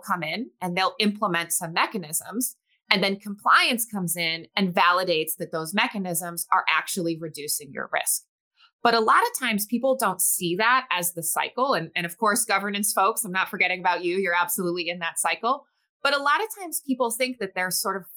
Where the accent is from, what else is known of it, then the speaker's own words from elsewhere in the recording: New England, United States; moved away as an adult; also born or lived in Boston; now in Arizona, United States; I grew up in the New England area and actually went to college in Boston and then made the cross-country leap over to Arizona about 15 years ago.